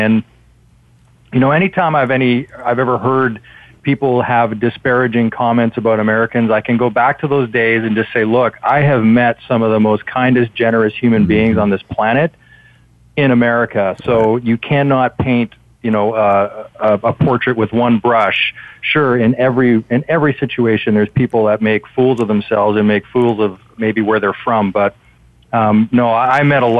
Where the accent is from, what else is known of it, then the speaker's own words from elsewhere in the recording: Vancouver, British Columbia, Canada; we're from Vancouver up in Canada.